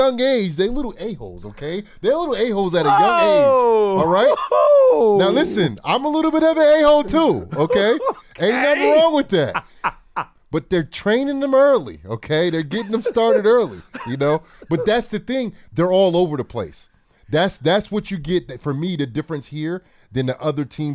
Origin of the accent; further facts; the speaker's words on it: New Brunswick, New Jersey, United States; my hometown in New Brunswick and in Jersey City where I go